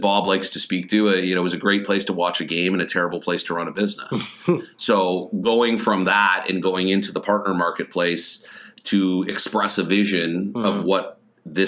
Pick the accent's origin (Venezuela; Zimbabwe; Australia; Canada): Canada; Hamilton, Ontario; moved away as an adult; it was in my hometown